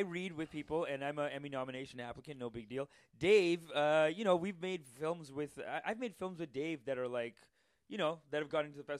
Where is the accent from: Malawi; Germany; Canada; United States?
Canada; I'm Canadian. I'm like born and raised here.